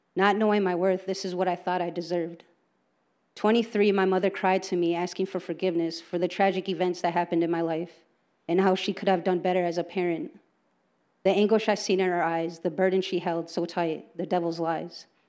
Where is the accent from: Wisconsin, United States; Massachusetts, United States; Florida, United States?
Wisconsin, United States; Green Bay; I was born and raised here in Green Bay